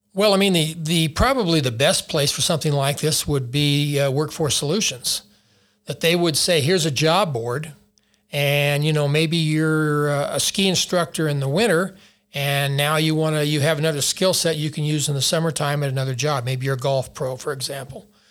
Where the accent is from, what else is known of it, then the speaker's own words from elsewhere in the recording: Taos, New Mexico, United States; I grew up in Taos, uh, and was a ski bum